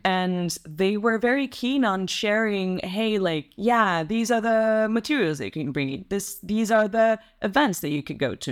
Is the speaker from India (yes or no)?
no; Russia; English is a second language; moved away as an adult; also born or lived in Italy; now in Netherlands; I grew up in Russia